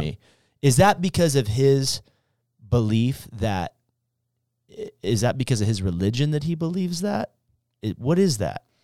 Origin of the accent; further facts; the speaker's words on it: United States; as a human, as an American, as a Christian